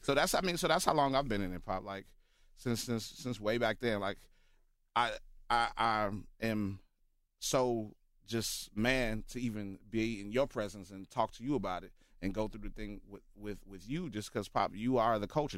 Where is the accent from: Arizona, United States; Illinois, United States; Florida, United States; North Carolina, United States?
Illinois, United States; Chicago; Born here, born and raised